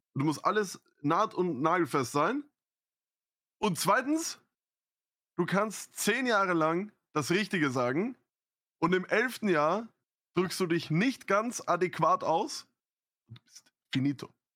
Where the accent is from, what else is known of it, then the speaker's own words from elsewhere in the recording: Austria; ich als Österreicher